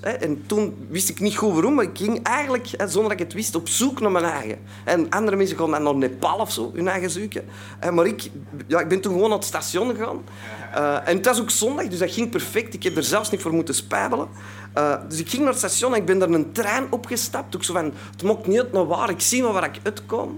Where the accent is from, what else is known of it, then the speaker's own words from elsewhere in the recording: Antwerp, Flanders, Belgium; ik kom uit Antwerpen, hè, dat zult u al horen, dus uit België